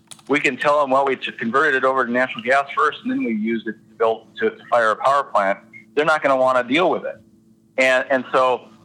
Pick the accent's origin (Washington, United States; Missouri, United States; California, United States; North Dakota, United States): North Dakota, United States; Mercer County; I grew up in Mercer County in Bath